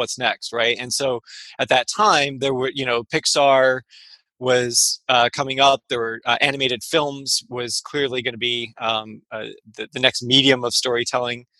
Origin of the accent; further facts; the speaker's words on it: Michigan, United States; now in San Francisco, United States; I live in San Francisco, just north of Golden Gate Park. I'm from Michigan originally